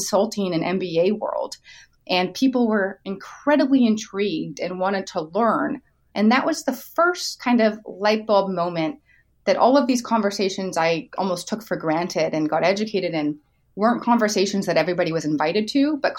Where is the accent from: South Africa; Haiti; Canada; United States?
Canada; as a Canadian would